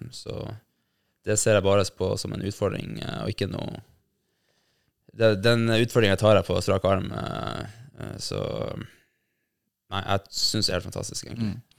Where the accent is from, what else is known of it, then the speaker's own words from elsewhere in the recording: Bodø, Nordland, Norway; jeg tror jeg bare trente fire-fem ganger eh, hjemme i Bodø